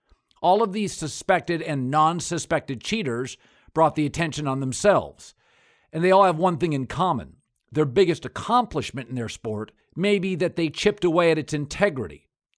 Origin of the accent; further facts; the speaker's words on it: United States; I'm from rural America.